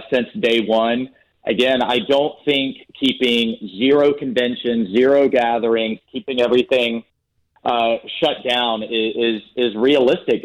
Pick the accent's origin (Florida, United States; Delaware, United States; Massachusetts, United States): Florida, United States; Jacksonville; I grew up on the West Side, and to think I'd be having a conversation with the president about hosting the Commander-in-Chief and the GOP in my hometown